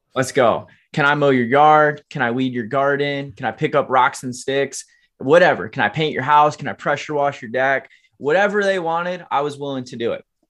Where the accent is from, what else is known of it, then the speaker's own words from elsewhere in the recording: Alamo, Michigan, United States; I was born and raised in Kalamazoo, Michigan, actually Alamo, Michigan, very small farm town outside of Kalamazoo